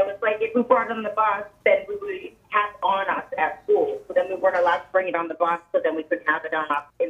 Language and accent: English; Lynn, Massachusetts, United States; now in Maine, United States; They don't have them here in Maine, which is weird to me, but I grew up in Boston